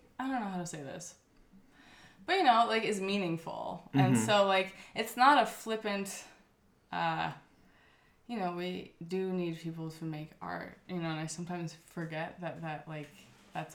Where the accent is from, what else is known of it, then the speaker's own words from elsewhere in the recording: Ojai, California, United States; moved away; also born or lived in Berlin; I moved back to Ojai from Berlin